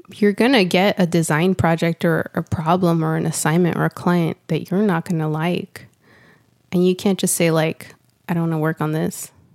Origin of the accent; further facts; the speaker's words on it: Santa Ana, California, United States; now in Austin, United States; I live in Austin, Texas, but I was born and raised in Santa Ana, California